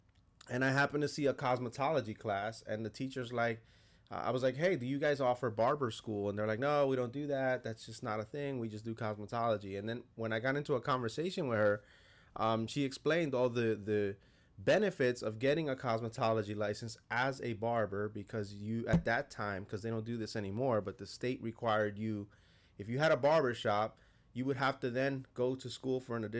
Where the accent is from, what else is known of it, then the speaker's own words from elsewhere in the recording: West New York, New Jersey, United States; In North Jersey, in West New York, New Jersey. West New York, New Jersey, which is, I know it throws people off, but it's literally on the other side of the Lincoln Tunnel there